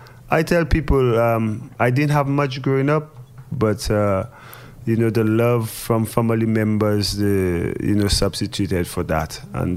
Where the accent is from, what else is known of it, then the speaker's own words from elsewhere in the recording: St. Lucia; Growing up in St. Lucia, you know, just growing up in the Caribbean, you know, it's just laid back.